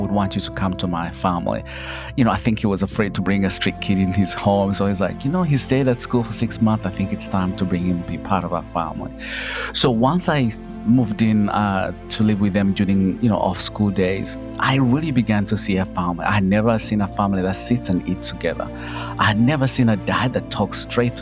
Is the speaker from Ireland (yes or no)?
no; Kabale, Western Region, Uganda; moved away; I come from Uganda, in a small little village called Kabale, you know, at the border of Uganda, Rwanda, and Congo. I grew up poor